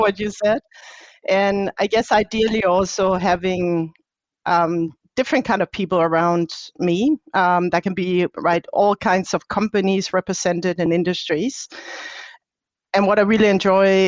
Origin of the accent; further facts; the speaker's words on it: Denmark; now in Heidelberg, Germany; I'm from Denmark